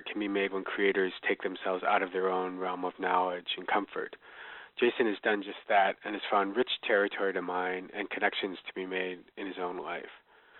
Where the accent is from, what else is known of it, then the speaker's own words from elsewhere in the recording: Wisconsin, United States; having grown up here in Wisconsin, but not part of a hunting tradition.